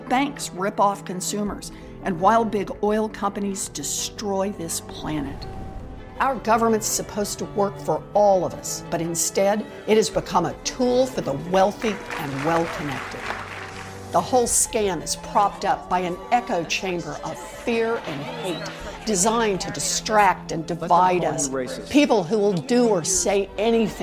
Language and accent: English; Oklahoma, United States; Growing up in Oklahoma